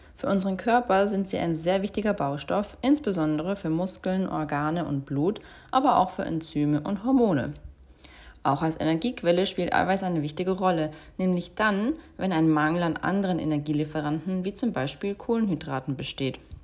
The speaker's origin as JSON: {"language": "German", "country": "Germany", "said": "bei uns in Deutschland"}